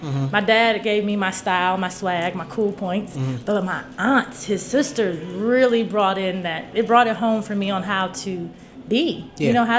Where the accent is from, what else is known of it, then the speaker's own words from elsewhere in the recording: Cleveland, Ohio, United States; moved away as an adult; now in Washington, D.C., United States; This is where my dad's from. And though I grew up in Cleveland, you know, 75% there, spent summers in D.C., man, as an adult living in D.C.